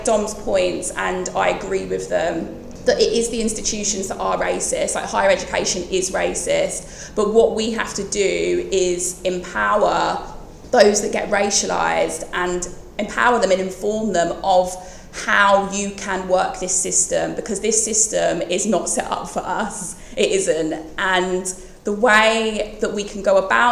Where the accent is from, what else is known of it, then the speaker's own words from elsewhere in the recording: Bromsgrove, West Midlands, United Kingdom; I am from the West Midlands, from a town called Bromsgrove